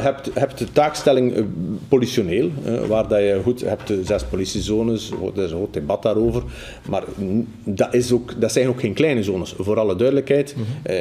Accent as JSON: {"language": "Dutch", "town": "Damme", "region": "Flanders", "country": "Belgium", "also_born_or_lived": "Schaerbeek", "said": "ik kom van Damme en u zult zeggen dat is het platteland."}